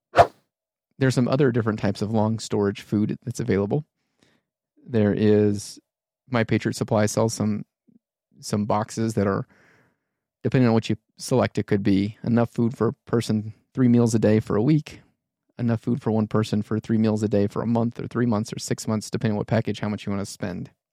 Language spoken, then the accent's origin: English; United States; being American